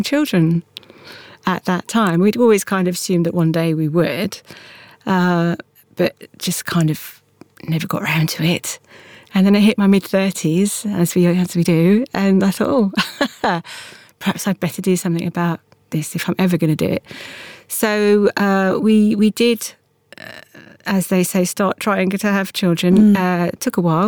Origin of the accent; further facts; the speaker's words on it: London, United Kingdom; I was born and brought up in Forest Hill